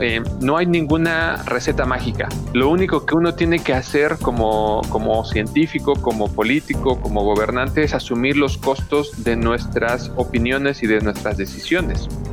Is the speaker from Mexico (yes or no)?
yes; Mexico